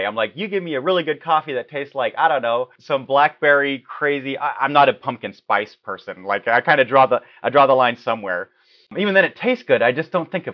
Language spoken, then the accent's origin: English; Munich, Bavaria, Germany; also born or lived in Czech Republic / California; now in Oregon, United States; I was raised in Munich